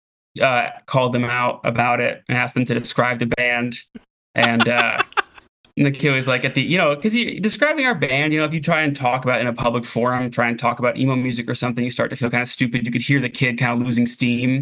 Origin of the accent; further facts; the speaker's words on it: Florida, United States; moved away as an adult; also born or lived in Buffalo, New York; now in Portland, United States; I was born in Buffalo and then went to high school in Florida. My family moved there